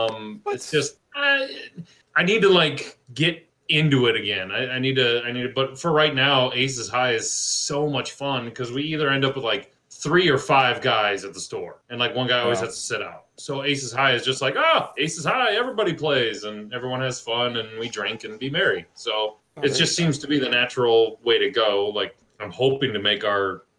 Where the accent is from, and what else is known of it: Iowa, United States